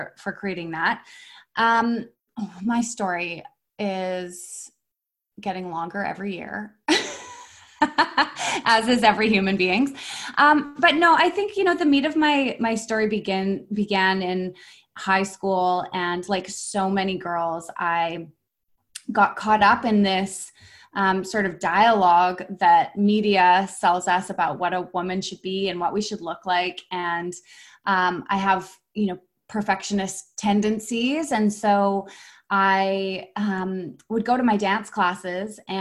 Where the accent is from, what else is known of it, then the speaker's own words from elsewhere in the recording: Vancouver, British Columbia, Canada; also born or lived in Whistler; I'm from Vancouver. I'm born and raised in Vancouver